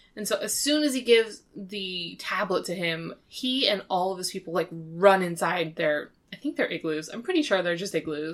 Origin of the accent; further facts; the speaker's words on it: United States; as an American, uh, viewer